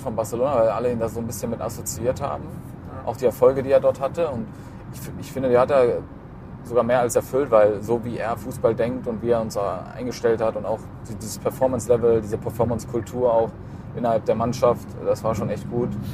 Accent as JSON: {"language": "German", "area": "Allgäu", "region": "Bavaria", "country": "Germany", "tie": "born or raised there", "moved": "yes", "lives_now": "Düsseldorf, Germany", "said": "ich bin ja im Allgäu geboren. Deswegen, ich bin ja auch kein gebürtiger Düsseldorfer"}